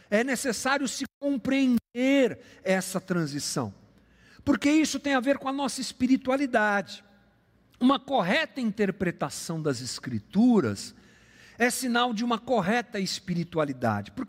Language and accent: Portuguese; Brazil; nós somos brasileiros convertidos ao Evangelho.